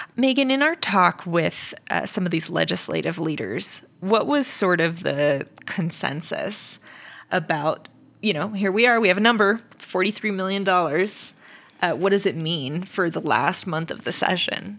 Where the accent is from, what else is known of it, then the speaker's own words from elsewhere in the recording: California, United States; now in Nevada, United States; we grew up in California